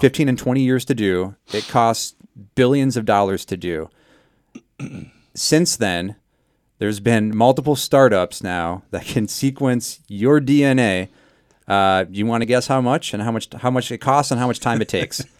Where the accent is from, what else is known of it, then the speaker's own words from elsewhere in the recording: South Dakota, United States; I'm from South Dakota